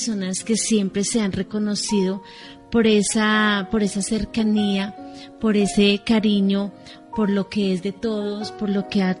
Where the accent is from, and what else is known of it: Colombia